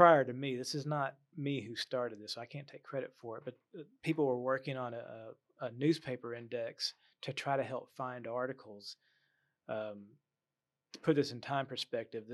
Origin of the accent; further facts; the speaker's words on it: Waco, Texas, United States; I grew up in North Waco. I live in South Waco